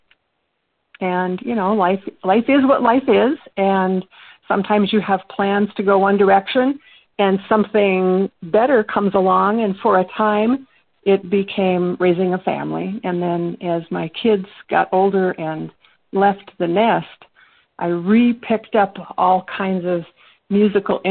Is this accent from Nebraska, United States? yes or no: no; northern Minnesota, United States; I'm actually from northern Minnesota, is where I grew up